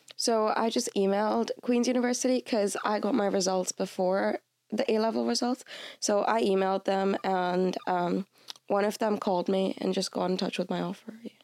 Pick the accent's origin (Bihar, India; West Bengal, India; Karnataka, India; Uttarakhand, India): Karnataka, India; Bangalore; moved away as an adult; now in Belfast, United Kingdom; I'm from Bangalore, India